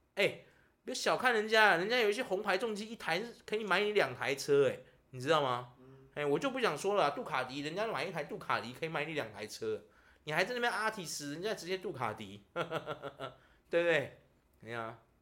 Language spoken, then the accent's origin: Chinese; Taiwan; 我们台湾人